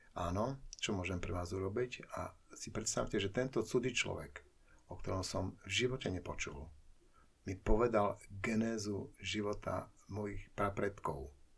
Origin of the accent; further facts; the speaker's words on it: Košice, Košice Region, Slovakia; also born or lived in Bratislava; Ja som Košičan